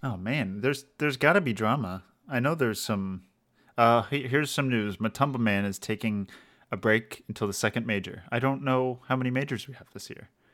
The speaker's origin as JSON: {"language": "English", "region": "Maryland", "country": "United States", "tie": "born or raised there", "said": "my hometown in Maryland, which is like kind of like rural hickish"}